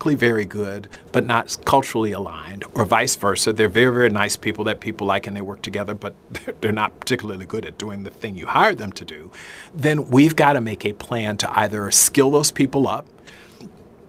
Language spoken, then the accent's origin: English; the South, Southern United States, United States; I'm a Southerner